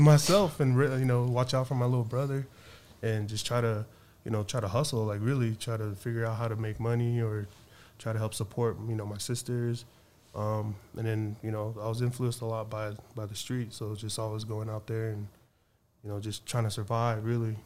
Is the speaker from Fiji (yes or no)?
yes; Suva, Central Division, Fiji; now in United States; I was born in Suva